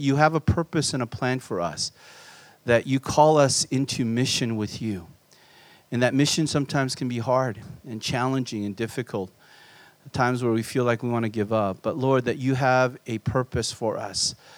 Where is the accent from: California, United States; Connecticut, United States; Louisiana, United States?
California, United States; Southern; born or raised there; also born or lived in Korea